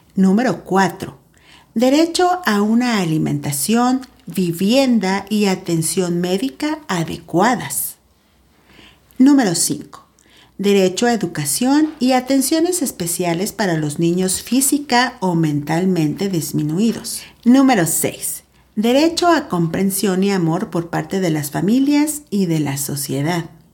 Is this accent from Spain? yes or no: no; San Luis Potosí, Mexico; te saludo desde Tierras Potosinas, acá, en mi país, México